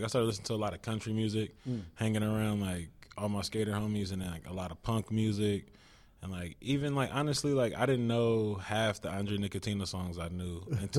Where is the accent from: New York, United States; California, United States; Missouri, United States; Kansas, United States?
California, United States; Richmond; growing up in Richmond when I was like a young kid